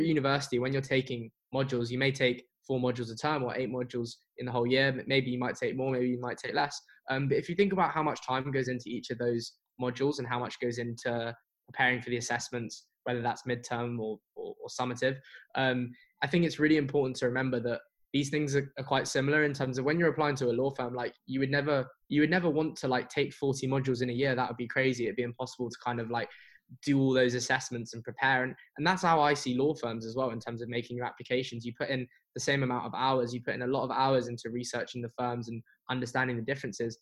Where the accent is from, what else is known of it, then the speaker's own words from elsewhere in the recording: London, United Kingdom; I'm from London and I live in London